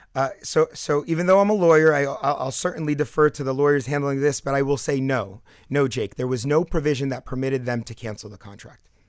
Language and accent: English; Palestine; now in South Florida, United States; I grew up in Palestine